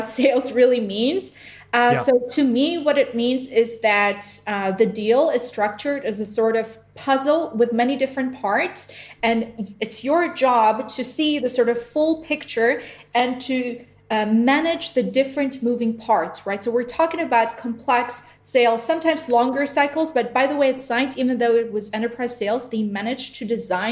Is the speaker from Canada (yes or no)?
no; Israel; also born or lived in Georgia; I was born in Georgia, the country, by the way, near Russia. And I moved to Israel as a child